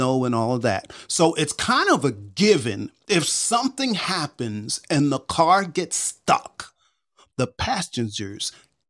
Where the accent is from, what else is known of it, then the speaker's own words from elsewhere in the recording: Northeast, United States; moved away; I grew up in the Northeast also.